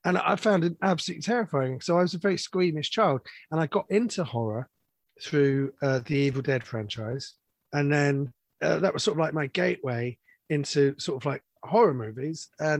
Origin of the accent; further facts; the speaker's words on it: London, United Kingdom; I grew up in London in the 80s